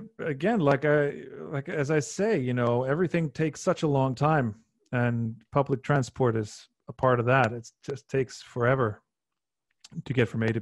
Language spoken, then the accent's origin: English; Iceland; also born or lived in London, United Kingdom; Icelanders are, we're like half like genealogically, we're half Irish, half Norwegian